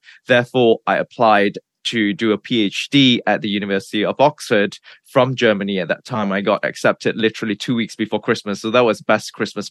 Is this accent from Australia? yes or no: no; Malaysia; moved away as an adult; also born or lived in Nottingham, United Kingdom / New York, United States; So I was born and bred in Malaysia. I grew up in Malaysia until I was 20 years old.